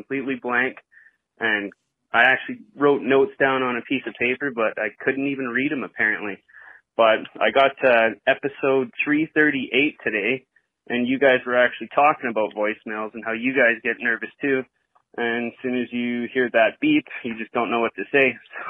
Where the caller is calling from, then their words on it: Calgary, Alberta, Canada; from Calgary, Alberta